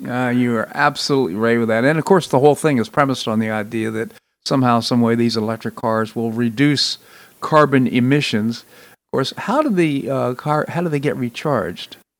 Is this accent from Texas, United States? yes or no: no; Washington, District of Columbia, United States; I grew up in Washington, D.C.